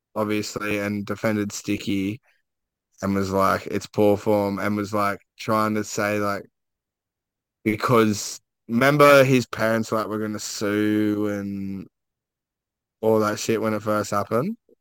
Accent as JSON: {"language": "English", "region": "Queensland", "country": "Australia", "said": "I'm a Queenslander"}